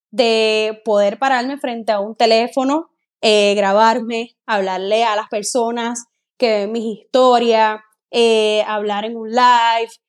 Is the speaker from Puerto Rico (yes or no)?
yes; Guayama, Puerto Rico; una chica puertorriqueña, soy de Puerto Rico. Tengo 26 años de edad, aunque a la mayoría de las personas les digo que tengo 27.